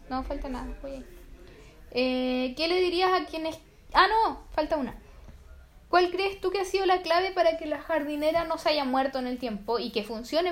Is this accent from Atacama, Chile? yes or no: yes; Copiapó, Atacama, Chile; Nosotros somos de Copiapox